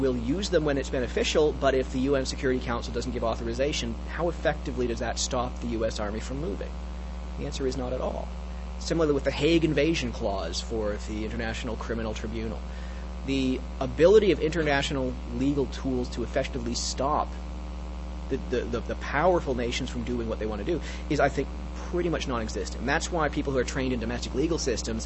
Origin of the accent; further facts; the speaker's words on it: Canada; I'm actually a Canadian, so I grew up in a wholly owned subsidiary of the U.S.